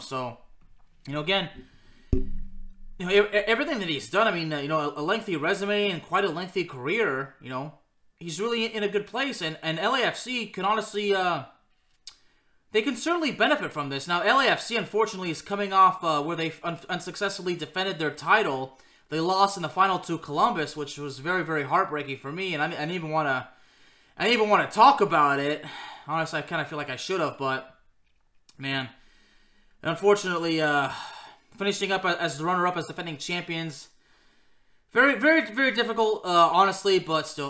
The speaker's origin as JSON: {"language": "English", "town": "Lyon", "region": "Auvergne-Rhône-Alpes", "country": "France", "tie": "born or raised there", "said": "played in my hometown club of Lyon"}